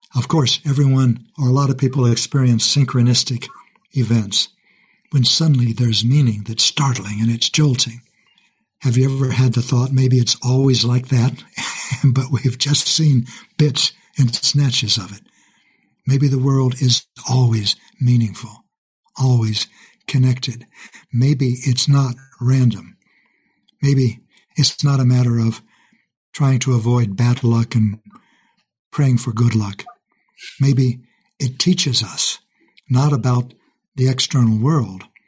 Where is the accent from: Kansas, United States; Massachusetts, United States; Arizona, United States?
Kansas, United States; also born or lived in Texas; Kansas is where we moved when I was young.